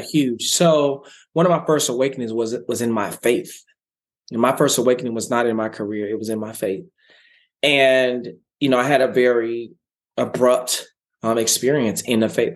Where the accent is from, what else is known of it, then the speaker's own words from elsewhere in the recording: Dallas, Texas, United States; I grew up in South Dallas in poverty